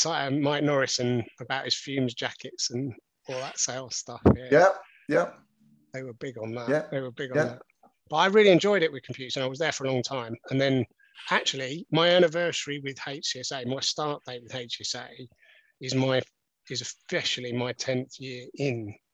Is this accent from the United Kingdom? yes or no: no; Lusaka, Lusaka Province, Zambia; born there; Well, I was born in Africa, actually. So if you want to go back to when I was first, I was actually born in Zambia, in Lusaka.